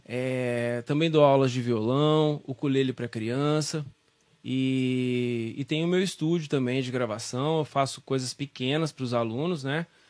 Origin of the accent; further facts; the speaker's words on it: São Joaquim da Barra, São Paulo, Brazil; also born or lived in Ribeirão Preto; Nasci em São Joaquim